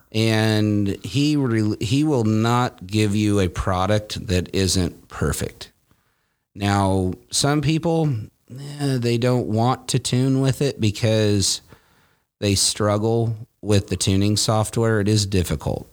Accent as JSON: {"language": "English", "town": "Callaway", "region": "Nebraska", "country": "United States", "tie": "born or raised there", "also_born_or_lived": "Iowa", "moved": "as an adult", "lives_now": "California, United States", "said": "I was born in Iowa and then I, uh, grew up in Nebraska"}